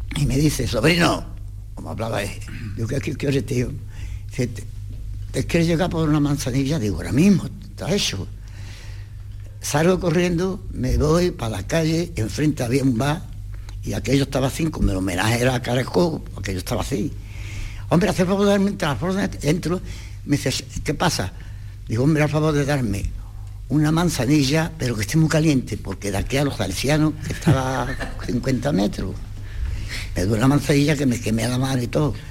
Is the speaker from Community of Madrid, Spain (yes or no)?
no; Utrera, Andalusia, Spain; nosotros somos de Utrera.